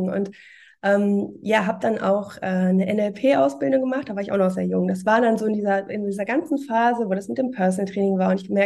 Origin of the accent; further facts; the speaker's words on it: Cologne, North Rhine-Westphalia, Germany; Und ähm, ja, ich bin auch Kölnerin, so wie du.